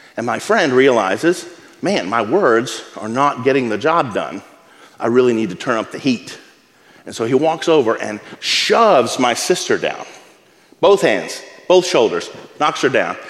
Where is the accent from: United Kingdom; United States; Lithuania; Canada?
United States; Abilene, Texas; When I was a kid, I grew up in West Texas, in Abilene.